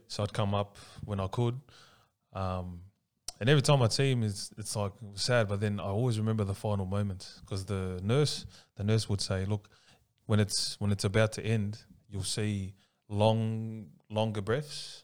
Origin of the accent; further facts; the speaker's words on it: Sydney, New South Wales, Australia; also born or lived in Paddington, Sydney / Punchbowl, Sydney / Ingleburn, Sydney / Tonga (ancestry); I was actually brought up with all the, the brothers down in Lakemba